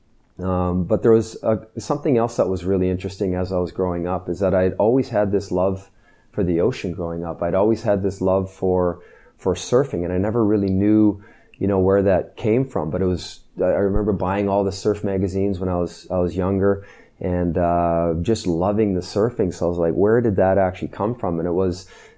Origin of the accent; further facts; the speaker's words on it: Sudbury, Ontario, Canada; moved away as an adult; I grew up in Northern Ontario in Sudbury